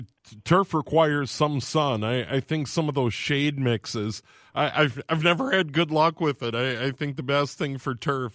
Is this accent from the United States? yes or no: yes; St. Paul, Minnesota, United States; I was born in St. Paul and lived my entire life in the upper Midwest